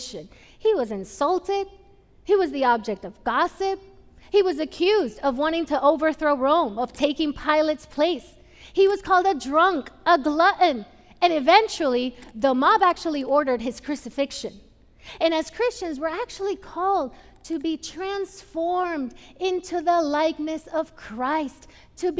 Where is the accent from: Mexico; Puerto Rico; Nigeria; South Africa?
Puerto Rico; moved away; I grew up in Puerto Rico.